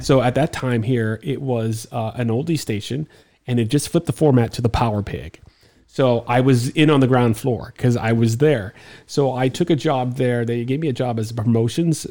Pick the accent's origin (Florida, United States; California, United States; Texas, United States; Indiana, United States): Florida, United States; Miami; I'm from Miami